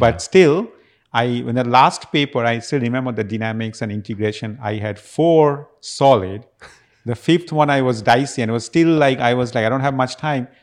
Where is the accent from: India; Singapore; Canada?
India; Kolkata, West Bengal; moved away as an adult; also born or lived in Las Vegas, United States; now in Houston, United States; I actually came back to my hometown in Calcutta